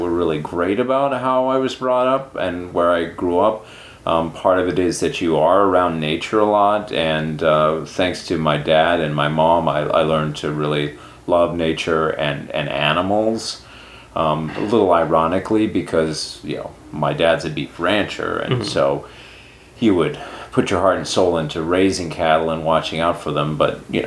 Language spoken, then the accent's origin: English; Sheridan County, Montana, United States; moved away; I grew up in Sheridan County, Montana, which is the county that borders on North Dakota and Canada in Montana.